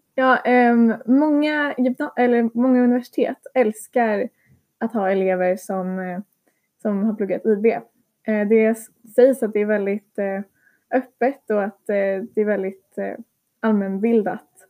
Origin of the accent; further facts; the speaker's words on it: Sweden; also born or lived in Lithuania; jag är en svensk elev